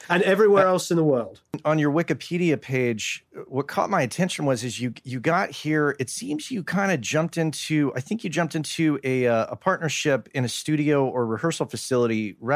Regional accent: Crookham Village, South East England, United Kingdom; moved away as an adult; I'm from Crookham Village in uh, in Hampshire.

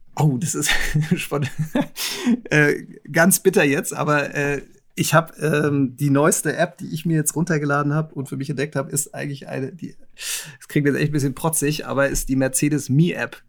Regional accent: Nuremberg, Bavaria, Germany; ich bin Nürnberger

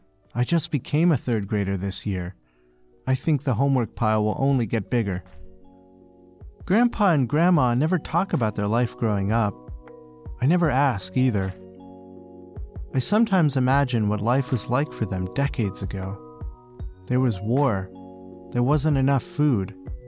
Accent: Beijing, China; I was born in Beijing, lived here my whole life.

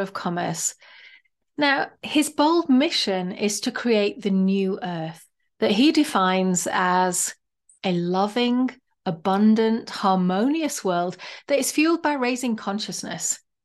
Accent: United Kingdom; now in United States; I might be Brit living in America

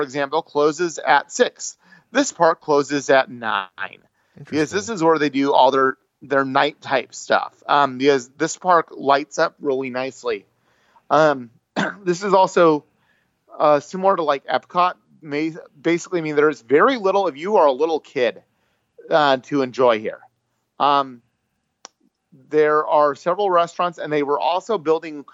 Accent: United States; I'm from the USA

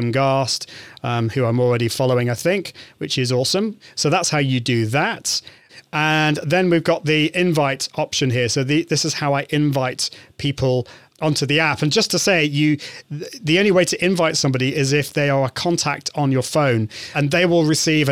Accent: United Kingdom; I'm from the UK, I'm British.

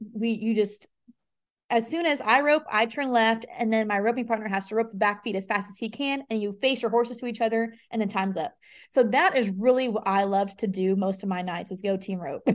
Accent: Las Vegas, Nevada, United States; moved away as an adult; now in Nashville, United States; I was born and raised in Las Vegas, and I moved to Nashville about a year ago

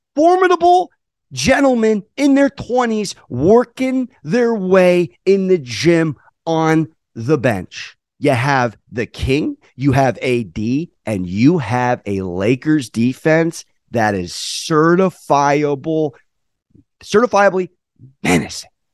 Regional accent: San Diego, California, United States; I'm from San Diego, but I do have three generations of New York in my family.

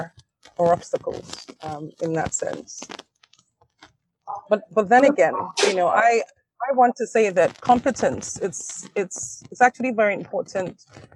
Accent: Nigeria; being Nigerian

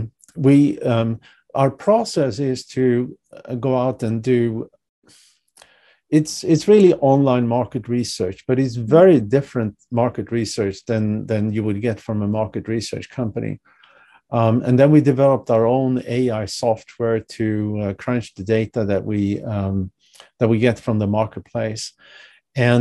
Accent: Sweden; moved away as an adult; also born or lived in Europe; now in United States; I'm originally from Sweden. I left many years ago, but I'm originally from Sweden.

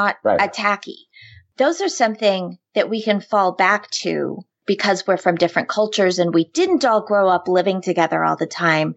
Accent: Midwest, United States; especially being from the Midwest, my accent

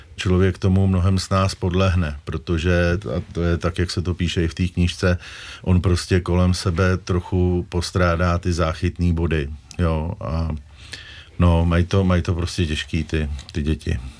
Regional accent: Prague, Czechia; Já jsem vyrůstal kousek od Prahy, tak ten prostor byl prostě horní počernice

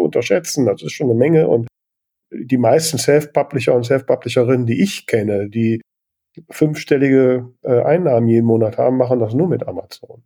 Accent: Grefrath, North Rhine-Westphalia, Germany; ich komme aus Grefrath

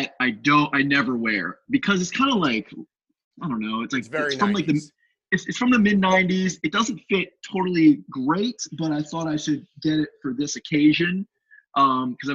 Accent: Bowie, Maryland, United States; I grew up in Bowie, played hockey for Bowie Hockey Club

